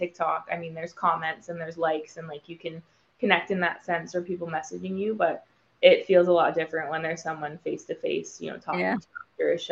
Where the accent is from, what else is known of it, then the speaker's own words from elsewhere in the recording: Vancouver, British Columbia, Canada; now in Los Angeles, United States; I'm from Vancouver, Canada originally, so I do want to go back home